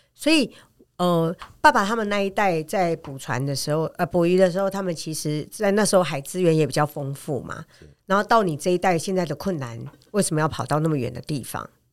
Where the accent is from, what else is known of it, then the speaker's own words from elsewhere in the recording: Taiwan; 我们台湾人